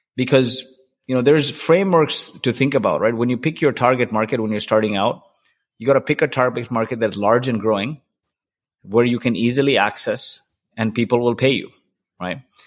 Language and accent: English; Kuwait; I grew up in Kuwait